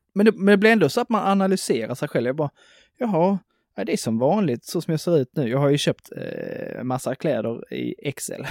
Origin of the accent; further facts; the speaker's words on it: Broby, Skåne, Sweden; moved away; hemma i Broby, så skulle man ha innesko i skolan